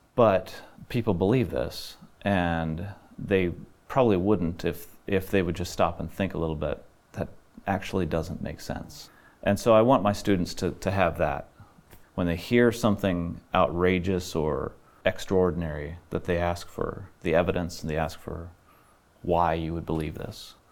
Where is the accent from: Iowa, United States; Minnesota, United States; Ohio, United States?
Ohio, United States; Middlefield; also born or lived in Illinois / Faith Mission Home; landed in Ohio, and that's where I grew up in Middlefield, Ohio